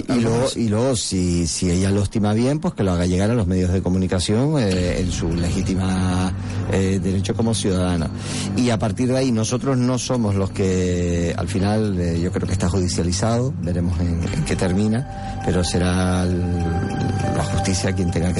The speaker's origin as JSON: {"language": "Spanish", "town": "San Cristóbal de La Laguna", "region": "Canary Islands", "country": "Spain", "said": "yo soy de La Laguna"}